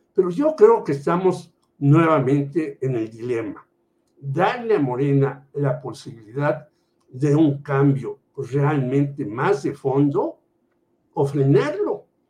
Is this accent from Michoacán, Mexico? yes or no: no; Mexico City, Mexico; sigo siendo chilango